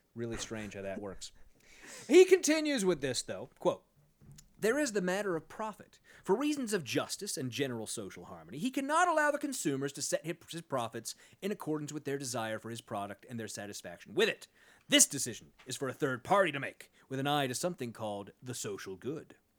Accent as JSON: {"language": "English", "town": "Sacramento", "region": "California", "country": "United States", "said": "I am from Sacramento"}